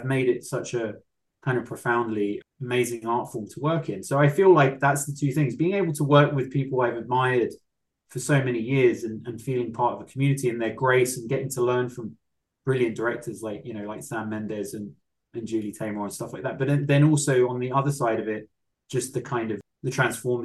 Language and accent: English; England, United Kingdom; I'm English